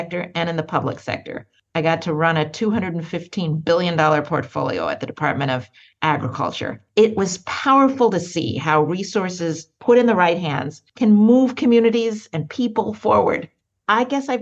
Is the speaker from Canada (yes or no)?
no; Portland, Oregon, United States; moved away as an adult; also born or lived in Ghana / East Coast, United States; I was born in Portland, Oregon. I spent a few years in Ghana as a child in my father's country. Came back to Oregon, which is where I was until I left for college